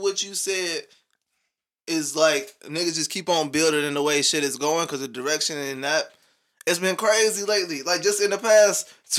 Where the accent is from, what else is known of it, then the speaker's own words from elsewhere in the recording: Indianapolis, Indiana, United States; I talk shit about Nap, nigga. That's where I'm from.